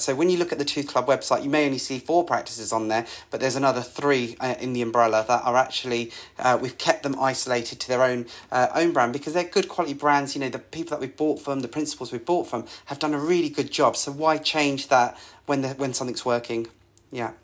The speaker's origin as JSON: {"language": "English", "area": "Essex", "region": "East of England", "country": "United Kingdom", "tie": "born or raised there", "said": "I grew up in Essex, so there's a bit of that in my blood"}